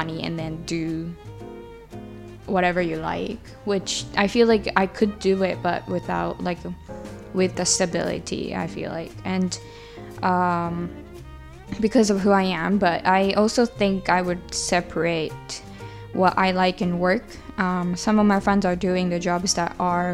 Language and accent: English; Japan; now in United Kingdom; Growing up in Japan and or in a traditional Japanese family culture